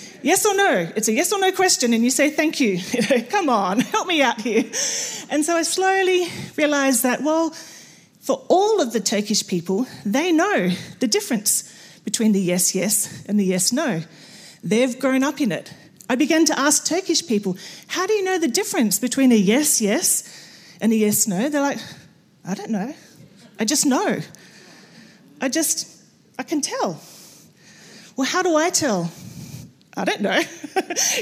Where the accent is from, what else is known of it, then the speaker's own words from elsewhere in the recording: Australia; I'm Australian